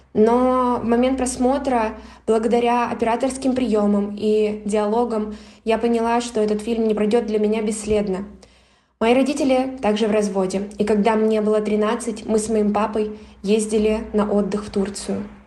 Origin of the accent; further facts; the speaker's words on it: Siberia, Russia; moved away as an adult; now in Cyprus; я родилась в Сибири и уже год живу на Кипре